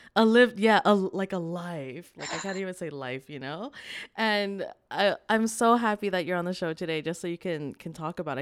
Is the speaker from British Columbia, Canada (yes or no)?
yes; Vancouver, British Columbia, Canada; born or raised there